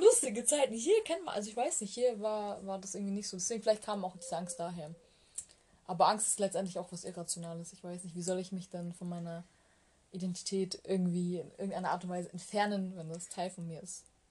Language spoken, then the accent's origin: German; Bavaria, Germany; also born or lived in Malatya, Turkey; ich bin ja nicht in Deutschland geboren. Also auch wenn ich mit zwei nach Deutschland gekommen bin